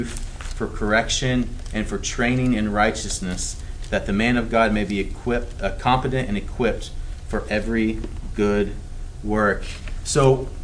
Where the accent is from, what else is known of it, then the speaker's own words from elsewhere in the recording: the South, United States; I grew up in the South